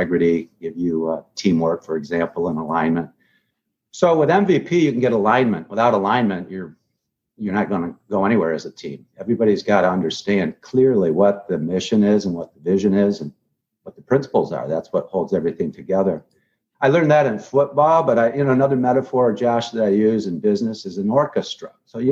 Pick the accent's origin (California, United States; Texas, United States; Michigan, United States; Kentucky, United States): Michigan, United States; Grand Rapids; moved away as an adult; now in Palm Beach, United States; I grew up in Grand Rapids